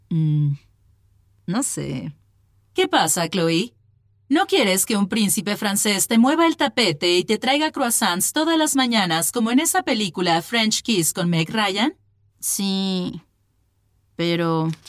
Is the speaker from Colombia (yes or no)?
no; Mexico; now in Madrid, Spain; Empezamos a hablar sobre café y le dije que vengo de México y que a mi mamá siempre le gustó el café de allá, etc.